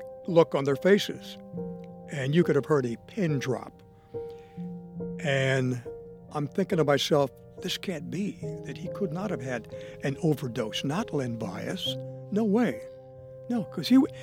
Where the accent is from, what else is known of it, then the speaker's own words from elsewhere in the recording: Miami, Florida, United States; I grew up in Miami